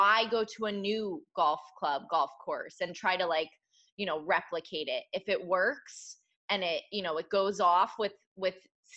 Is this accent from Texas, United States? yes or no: no; Connecticut, United States; now in Orlando, United States; I'm also from Connecticut, which people don't realize is like the humid capital of this country